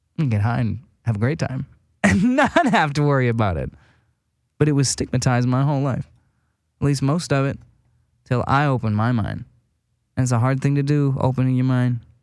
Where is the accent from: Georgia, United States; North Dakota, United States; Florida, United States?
North Dakota, United States; West Fargo; moved away as an adult; now in Los Angeles, United States; I'm from West Fargo, North Dakota. Tiny fucking town.